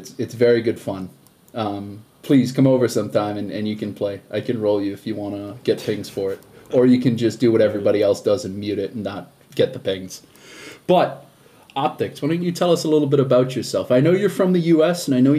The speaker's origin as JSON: {"language": "English", "town": "Boston", "region": "Massachusetts", "country": "United States", "said": "I'm from Boston."}